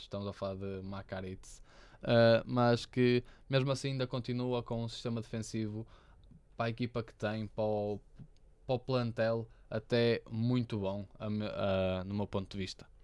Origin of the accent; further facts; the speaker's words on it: Braga, Norte, Portugal; eu sou de Braga